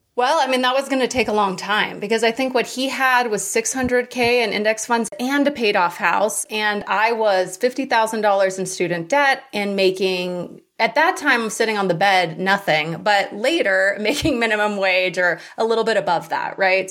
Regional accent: Hawaii, United States; I grew up in Hawaii

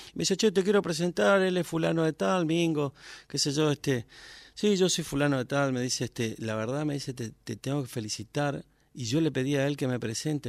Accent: Las Lomitas, Formosa, Argentina; moved away as an adult; now in Buenos Aires, Argentina; yo nací en Las Lomitas, que es un pueblo chiquito, este, la provincia de Formosa

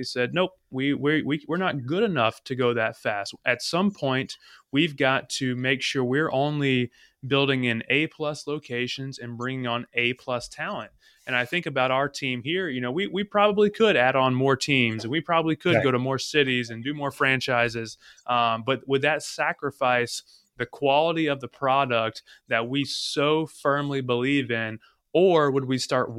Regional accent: North Carolina, United States; originally from North Carolina

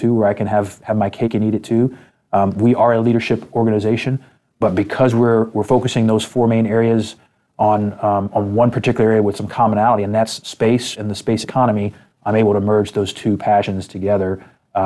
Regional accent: United States; being from America and being an American

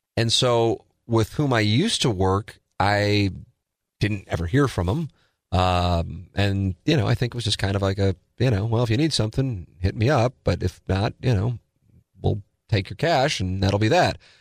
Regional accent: St. Louis, Missouri, United States; I grew up in South City

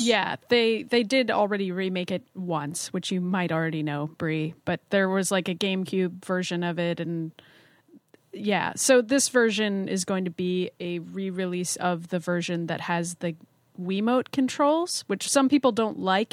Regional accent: United States

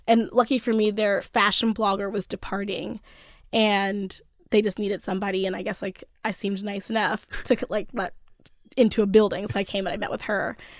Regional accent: Cockeysville, Maryland, United States; also born or lived in Oakland; now in Brooklyn, United States; I'm from Baltimore originally. the suburbs of Baltimore

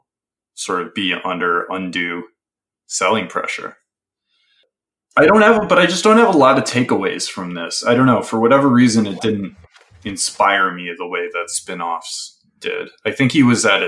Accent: the Midwest, Wisconsin, United States; Growing up in the Midwest

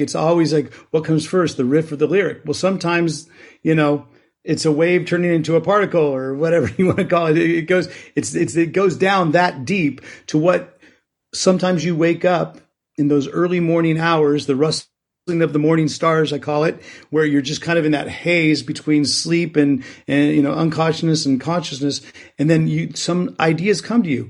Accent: Bay Area, California, United States; I grew up in the Bay Area

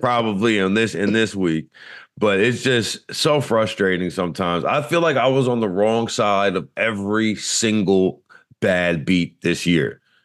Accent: Louisiana, United States; growing up in Louisiana

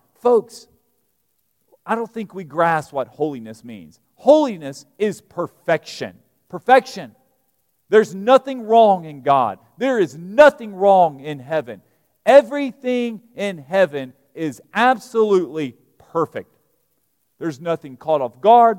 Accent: Alabama, United States; moved away as an adult; also born or lived in New Orleans / Georgia; now in Lexington, Kentucky, United States; I was raised in Alabama. I grew up preaching in rural country Alabama churches.

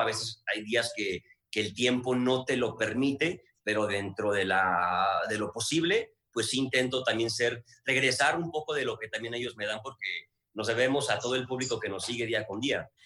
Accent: Guadalajara, Jalisco, Mexico; yo soy de Guadalajara

